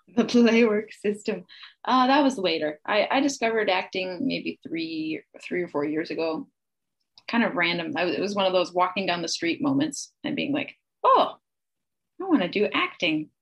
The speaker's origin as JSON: {"language": "English", "town": "Kansasville", "region": "Wisconsin", "country": "United States", "tie": "born or raised there", "also_born_or_lived": "Illinois", "said": "I was born in Illinois, but it was just under the border. So I grew up in Wisconsin in a small town called Kansasville"}